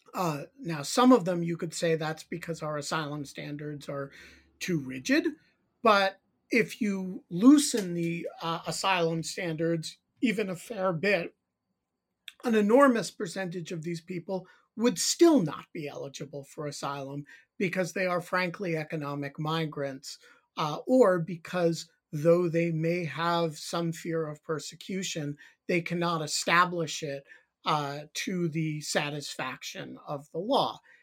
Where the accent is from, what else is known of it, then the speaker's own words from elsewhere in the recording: New York City, New York, United States; I grew up in the New York City area